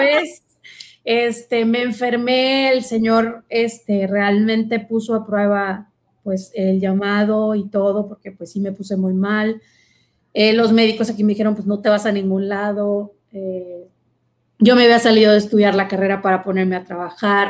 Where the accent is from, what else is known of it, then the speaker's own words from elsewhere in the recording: Monterrey, Nuevo León, Mexico; en la casa donde yo nací, aquí en Monterrey, estaba enfrente de, pues, mi, parroquia